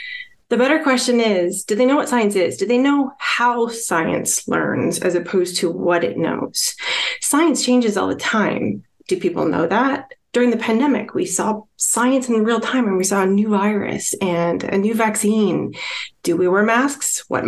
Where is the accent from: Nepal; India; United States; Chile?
United States; Midwest; So my background, actually, I'm from the Midwestern part of the United States, and historically that's been prairie.